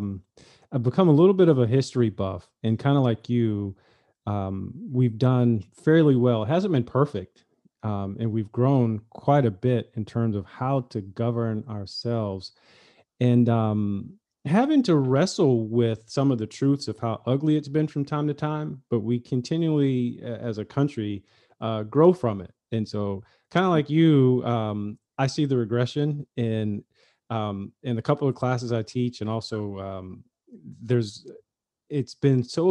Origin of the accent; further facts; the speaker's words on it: North Carolina, United States; I grew up in North Carolina